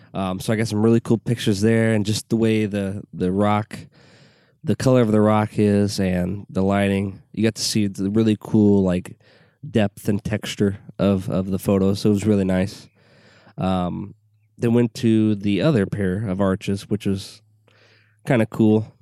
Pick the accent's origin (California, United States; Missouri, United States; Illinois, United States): Illinois, United States; Southwest; I grew up in Southwest Illinois